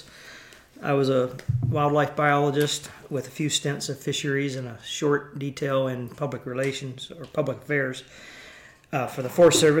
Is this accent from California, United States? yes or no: no; near Charlotte, Piedmont of North Carolina, United States; moved away as an adult; I grew up in the East, in North Carolina, in a fairly rural area with lots of dairy farms and undeveloped mixed hardwood forest, and it was in the Piedmont of North Carolina, near Charlotte